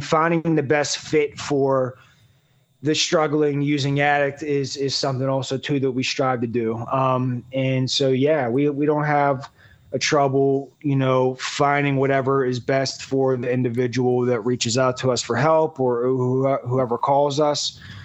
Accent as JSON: {"language": "English", "town": "Pittsburgh", "region": "Pennsylvania", "country": "United States", "said": "I'm from Pittsburgh, Pennsylvania."}